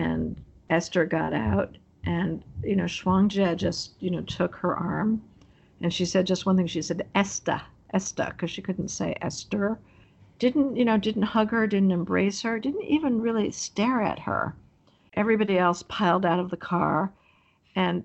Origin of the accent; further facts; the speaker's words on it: New York, United States; I'm from New York. I grew up on the East Coast